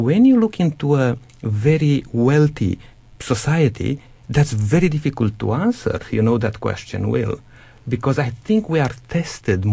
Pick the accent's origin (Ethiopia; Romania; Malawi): Romania; now in Australia; coming from a very small village in Romania and grew up very poor